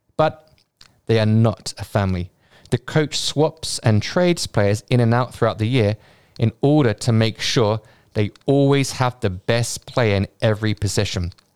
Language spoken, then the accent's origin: English; United Kingdom; I'm a Brit